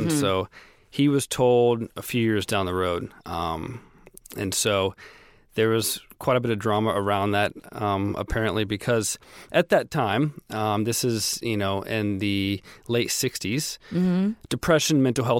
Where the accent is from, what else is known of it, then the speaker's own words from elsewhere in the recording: Florida, United States; also born or lived in Tennessee; No, I'm from the Southeast. Born in Tennessee, moved around a lot, but ended up going to high school and college in Florida.